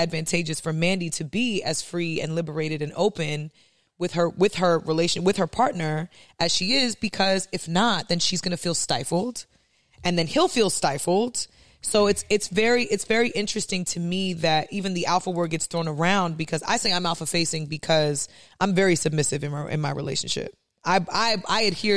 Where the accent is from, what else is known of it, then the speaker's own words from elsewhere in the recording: New York City, New York, United States; I grew up in New York City, which is a hard place to grow up